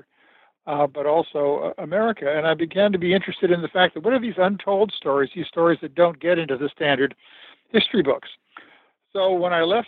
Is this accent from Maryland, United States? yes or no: no; Los Angeles, California, United States; I grew up in Los Angeles